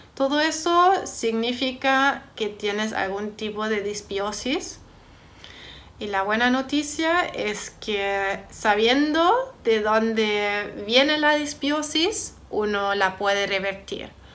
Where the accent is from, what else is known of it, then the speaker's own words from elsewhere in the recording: Germany; moved away; soy de Alemania